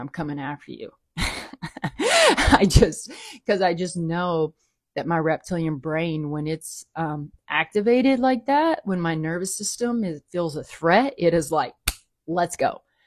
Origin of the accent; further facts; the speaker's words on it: the South, United States; I grew up in the South